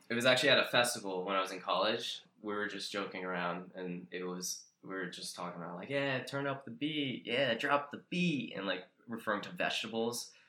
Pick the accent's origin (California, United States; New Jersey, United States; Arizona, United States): New Jersey, United States; Roosevelt; I grew up in Roosevelt, New Jersey. It's central Jersey